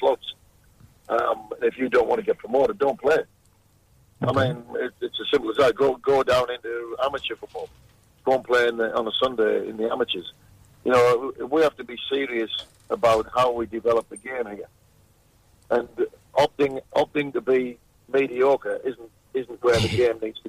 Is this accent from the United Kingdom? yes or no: yes; England, United Kingdom; now in Perth, Australia; being English